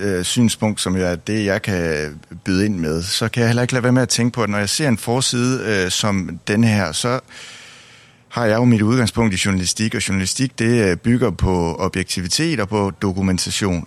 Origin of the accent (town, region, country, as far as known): Denmark